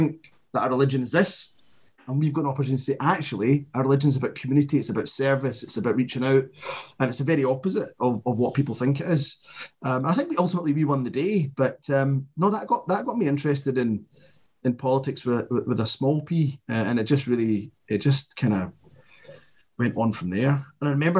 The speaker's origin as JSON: {"language": "English", "town": "Glasgow", "region": "Scotland", "country": "United Kingdom", "tie": "born or raised there", "said": "a boy growing up in Glasgow"}